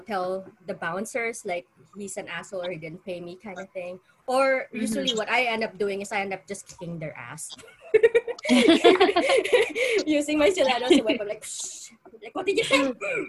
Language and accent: English; Philippines; accent: Filipino; I can't get rid of my accent, so it's obvious that I'm Filipino.